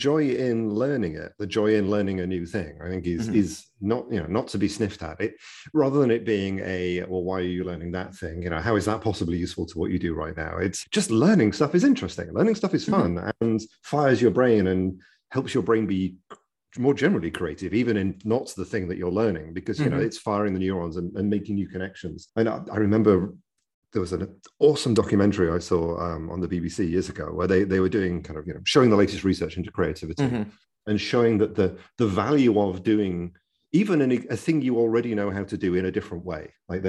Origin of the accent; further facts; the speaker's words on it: United Kingdom; accent: British; now in California, United States; Well, having a British accent definitely helps